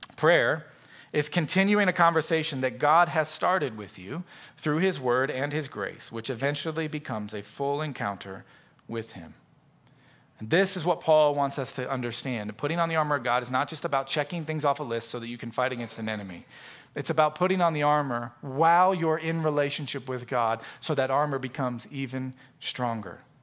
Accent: Florida, United States; also born or lived in Knoxville, Tennessee; from where we grew up there in Florida

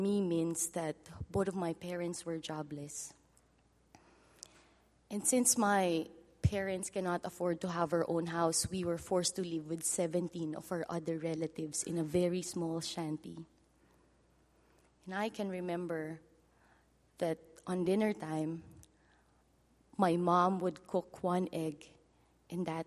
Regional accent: Philippines; first language Filipino; English is a second language; my native language, Filipino.

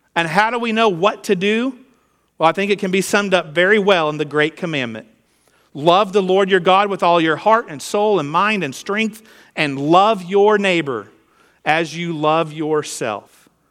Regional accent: United States

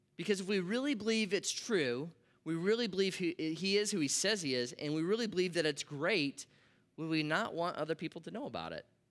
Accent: Nebraska, United States; I grew up in Nebraska

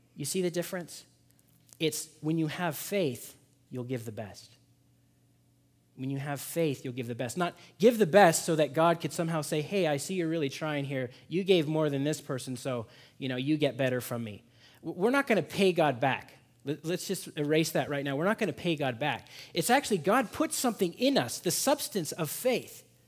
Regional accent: Seattle, Washington, United States; moved away; also born or lived in Boston; I'm from Seattle

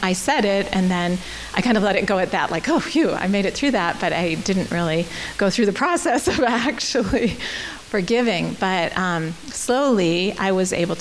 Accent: United States; moved away as an adult; also born or lived in Canada; I'm American

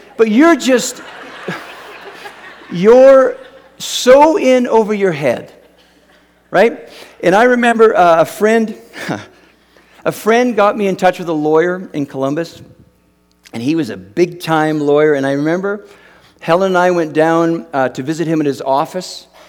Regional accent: Canada; moved away as an adult; now in United States; I grew up in Canada

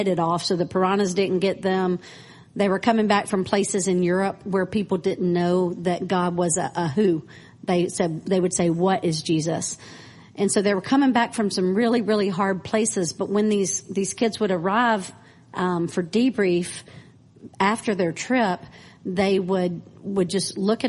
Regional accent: Clinton, Mississippi, United States; moved away as an adult; also born or lived in Nashville, Tennessee; now in Cambodia; I am from Clinton, Mississippi, born and raised, but came to, as soon as I graduated college, came to Nashville. And so Nashville was home for 20 years before I went to Cambodia

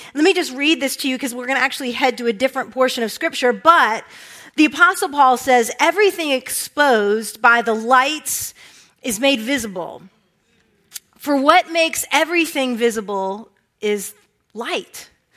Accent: Herndon, Virginia, United States; moved away; also born or lived in Reston, Virginia; I grew up in the Washington, D.C. area. Went to high school at Oakton High School, grew up in Herndon, Reston

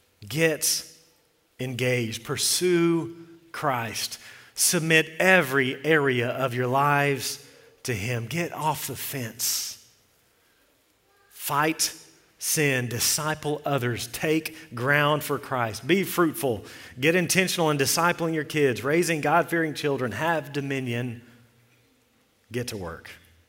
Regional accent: Texas, United States; We came from Central Texas, and we would talk about this, and there's more snakes there.

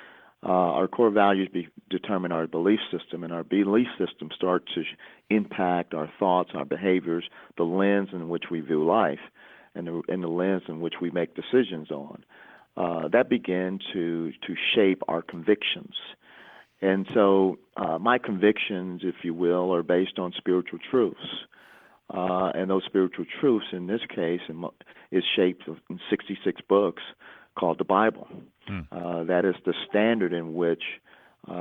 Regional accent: Chicago, Illinois, United States; growing up in Chicago, one of the most segregated cities in the country.

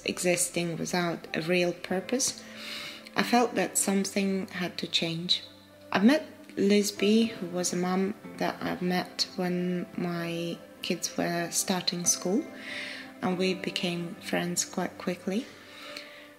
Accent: Ukraine; moved away as an adult; also born or lived in Poland; now in United Kingdom; I grew up in Ukraine and have fond memories with my family and friends at school.

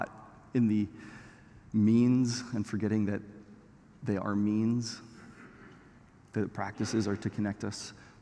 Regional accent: Canada; I'm Canadian

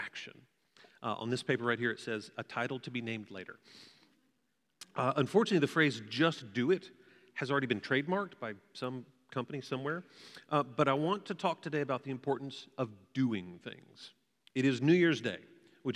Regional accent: Waco, Texas, United States; also born or lived in Fort Worth, Texas; I grew up in Waco, and I moved here to attend TCU

